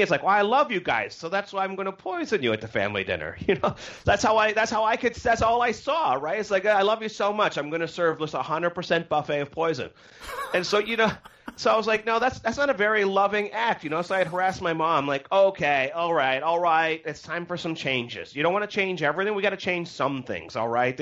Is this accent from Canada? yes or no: yes; Canada; I'm from Canada